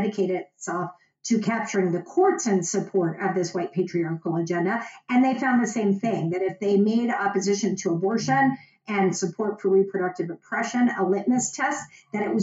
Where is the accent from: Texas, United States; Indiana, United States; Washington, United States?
Texas, United States; Dallas; moved away; I am from Dallas